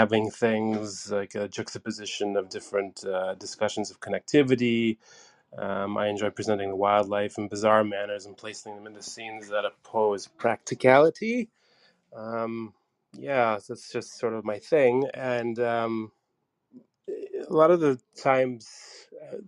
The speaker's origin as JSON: {"language": "English", "country": "Canada", "also_born_or_lived": "Hamilton, Ontario", "said": "I'm from Canada. Currently, I am in Hamilton, Ontario, Canada"}